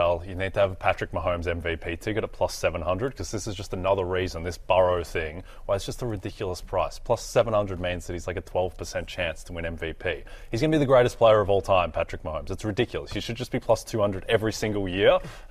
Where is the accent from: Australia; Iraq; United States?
Australia; because I'm Australian